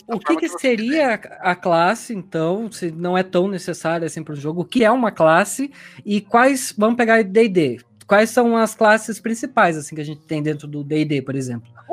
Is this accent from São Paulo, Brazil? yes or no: yes; Tatuí, São Paulo, Brazil; eu venho de Tatuí, né? É uma cidadezinha do interior